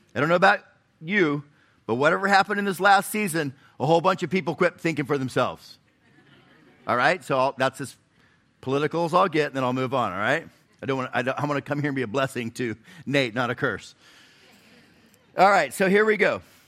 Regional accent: Florida, United States; now in Chattanooga, United States; I, I grew up in Florida

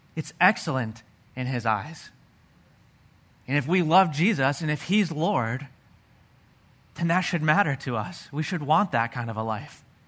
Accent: Pennsylvania, United States; I grew up in Pennsylvania.

